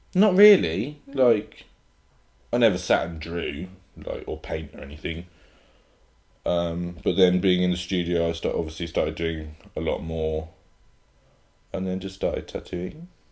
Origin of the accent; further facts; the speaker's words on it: Hereford, West Midlands, United Kingdom; I grew up in Hereford, so hmm, it's a very small town